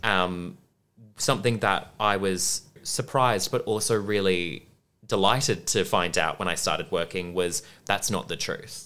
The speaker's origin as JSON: {"language": "English", "town": "Perth", "region": "Western Australia", "country": "Australia", "tie": "born or raised there", "also_born_or_lived": "Brisbane", "moved": "as an adult", "lives_now": "Melbourne, Australia", "said": "growing up in Perth"}